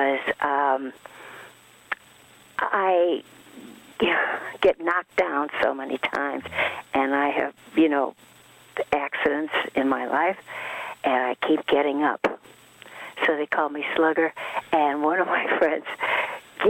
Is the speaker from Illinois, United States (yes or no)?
yes; Fox Lake, Illinois, United States; English is a second language; also born or lived in Stockholm, Sweden / Valsjöbyn, Sweden; we went to a little town, well, it was little then, called Fox Lake, Illinois